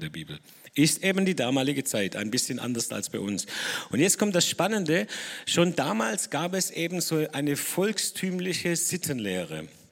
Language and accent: German; Dettingen an der Erms, Baden-Württemberg, Germany; ich bin aus Nettingen, Ermstal